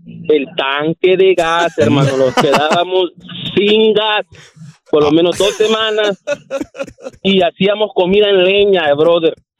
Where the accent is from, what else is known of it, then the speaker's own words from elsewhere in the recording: El Salvador; soy salvadoreño